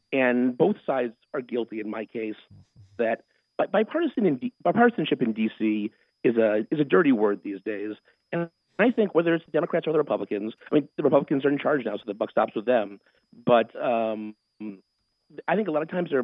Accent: Connecticut, United States; moved away as an adult; also born or lived in Washington, D.C.; I'm from Connecticut. I'm a New England boy at heart. And when it comes down to planting roots, I wanted to move home.

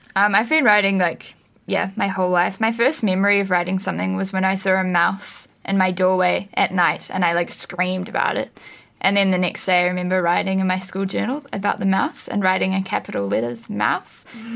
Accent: Wellington, New Zealand; also born or lived in Australia; I was born in Australia, but I've lived in Wellington since I was like two. So yeah, I'm definitely a Wellington girl.

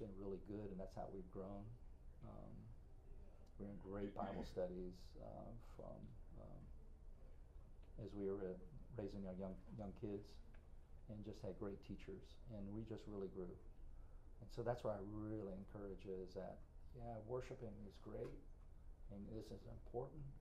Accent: Winter Park, Florida, United States; also born or lived in Greensboro, North Carolina; So I grew up in Winter Park

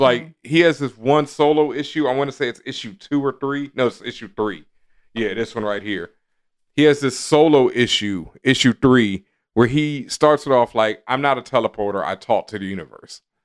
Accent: Texas, United States; I grew up in the South in Texas

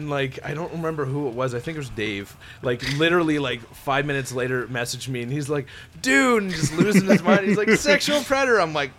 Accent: Edmonton, Alberta, Canada; also born or lived in Vegreville, Alberta; We're Edmonton boys. Even though I didn't grow up in Edmonton, I was born in Edmonton, lived for a period of time, went to a small town, immediately came back to Edmonton.

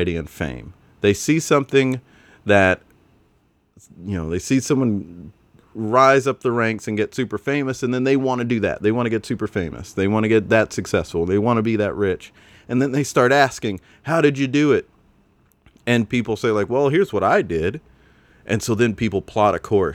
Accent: Spartanburg, South Carolina, United States; growing up in Spartanburg, South Carolina, there weren't a lot of opportunities to learn about the work

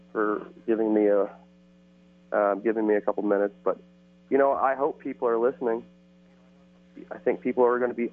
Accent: Midwest, United States; now in California, United States; I grew up in the Midwest, and I've lived out here in California for some time now

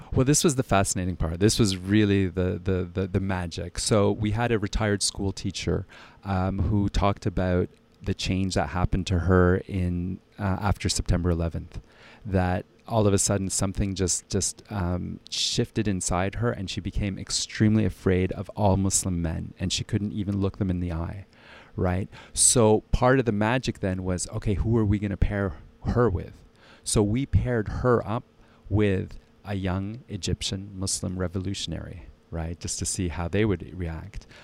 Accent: Ottawa, Ontario, Canada; also born or lived in Halifax; now in Switzerland; I was born in Halifax, raised in Ottawa, and, uh, I currently live in Switzerland

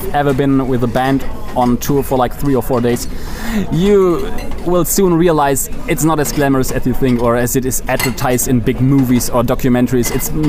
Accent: Germany; I'm from Germany

